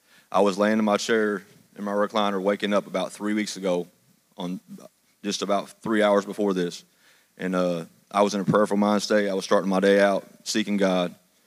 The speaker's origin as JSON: {"language": "English", "town": "Madisonville", "region": "Kentucky", "country": "United States", "said": "From Madisonville, Kentucky."}